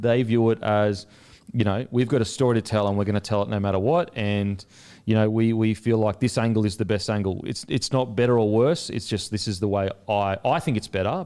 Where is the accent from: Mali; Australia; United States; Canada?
Australia; also born or lived in New Zealand; I'm the Aussie coming over there